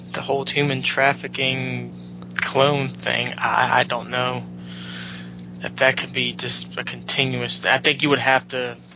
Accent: Pittsburgh, Pennsylvania, United States; moved away; I know when I go home to, to Pittsburgh, I go to my hometown

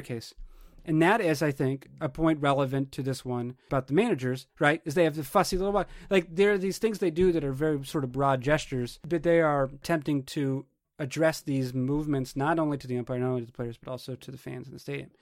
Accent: New Hampshire, United States; moved away; also born or lived in Portland, Oregon / Madison, Wisconsin / Seattle, Washington; I was from New Hampshire

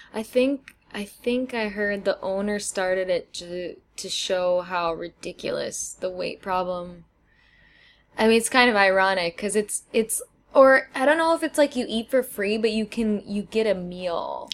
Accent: Wisconsin, United States; I'm from Wisconsin

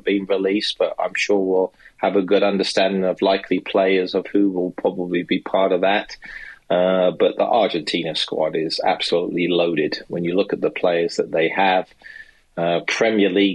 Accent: England, United Kingdom; now in United States; myself as an Englishman, but also a naturalized American citizen

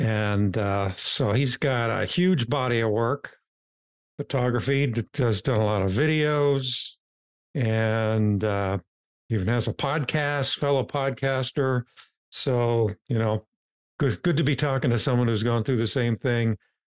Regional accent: Appalachian part of Ohio, United States; also born or lived in Cleveland, Ohio; now in Charlottesville, Virginia, United States; I'm from the Appalachian part of Ohio, southern Ohio, but I've lived in Cleveland most of my life.

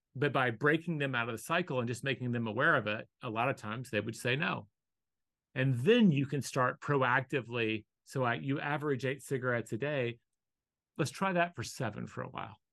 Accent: the South, United States; I was born in the South the odds that I was going to be Hindu were incredibly slim

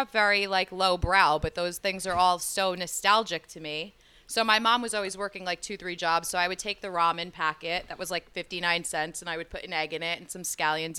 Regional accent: Passaic, New Jersey, United States; I'm from Jersey. Uh-huh. Born and raised about 20 minutes out of Manhattan in Passaic. I grew up.

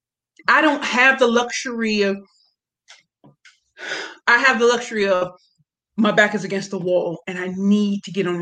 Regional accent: St. Louis, Missouri, United States; moved away as an adult; now in Brooklyn, United States; I'm from St. Louis, Missouri

